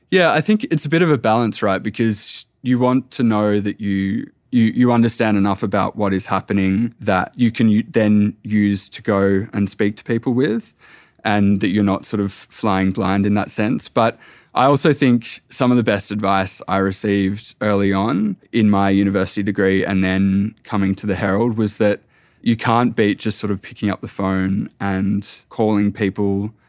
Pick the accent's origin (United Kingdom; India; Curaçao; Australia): Australia; Tasmania; also born or lived in Echuca, Victoria / Melbourne; now in Sydney, Australia; I, I come from Tasmania. We're at, at A F L state.